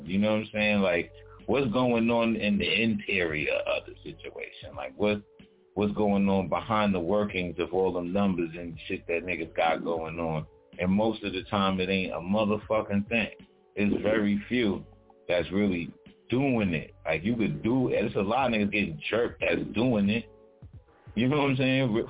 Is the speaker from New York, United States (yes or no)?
yes; New York City, New York, United States; I'm from Brooklyn, you know, born in Kings County Hospital, born and raised in Brownsville, from Brownsville